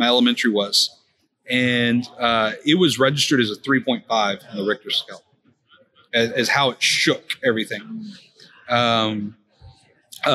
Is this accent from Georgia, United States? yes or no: no; Houston, Texas, United States; I'm from the Houston area. Born and raised, by the way, fifth generation Texan